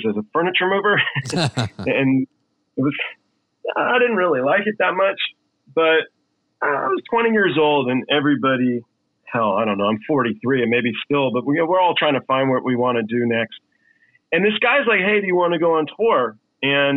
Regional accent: Los Angeles, California, United States; also born or lived in England; I was born in England, but I was raised in Los Angeles

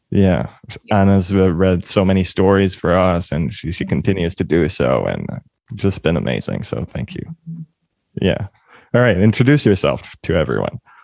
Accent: Montreal, Quebec, Canada; moved away; also born or lived in Toronto; We're both from Montreal.

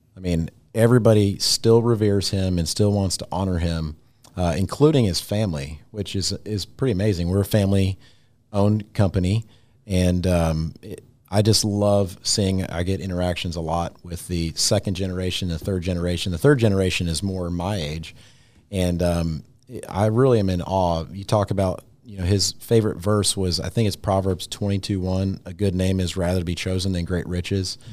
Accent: Tennessee, United States; moved away as an adult; also born or lived in Louisville, Kentucky; I grew up in Tennessee

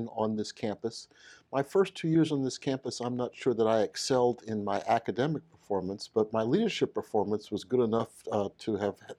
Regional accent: New York City, New York, United States; moved away as an adult; also born or lived in Jackson, Mississippi; I'm from Brooklyn, New York, Bed-Stuy, born and raised

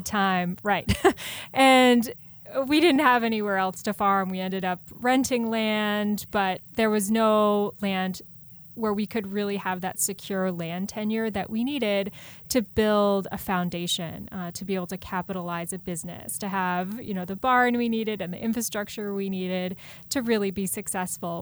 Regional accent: Columbus, Ohio, United States; moved away; also born or lived in Hudson Valley, New York; I grew up in Ohio, in Columbus, O, uh, Ohio, uh, in a, in a suburb.

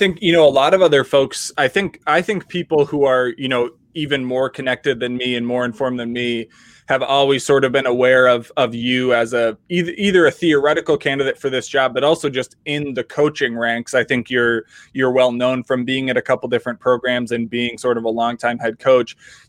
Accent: Minnesota, United States; if you're stuck in the Midwest as a Minnesotan

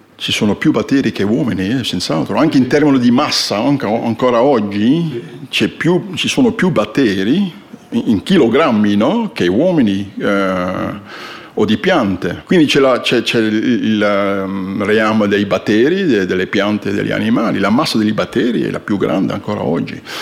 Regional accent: Flanders, Belgium; Italian is a second language; moved away as an adult; also born or lived in northern Italy; now in Italy; sono fiammingo, sono belga e sono arrivato qui, eh, nord dell'Italia vent'anni fa, più di vent'anni fa. Quindi un po' di italiano parlo

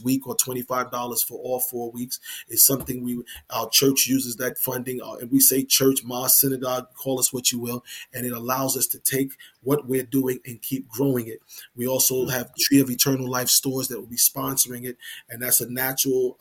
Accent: New York, United States; I'm from New York

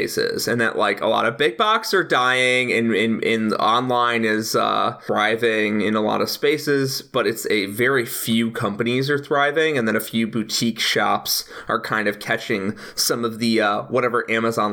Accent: Naperville, Illinois, United States; I grew up in Naperville, Illinois

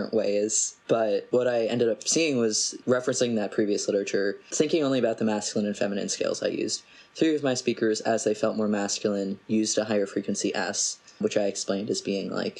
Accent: New Jersey, United States; I'm from New Jersey

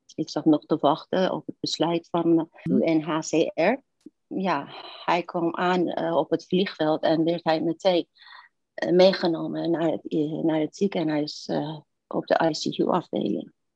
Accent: Iran; Dutch is a second language; moved away as an adult; also born or lived in Turkey; now in Netherlands; ik ben in Iran geboren in toenmalig paradijs op aarde.

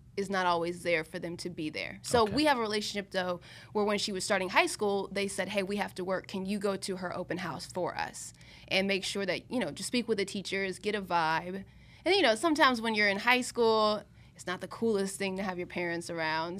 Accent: Columbia, South Carolina, United States; moved away as an adult; also born or lived in Pennsylvania; now in Miami, United States; I went to Penn State, but I grew up in Columbia, South Carolina

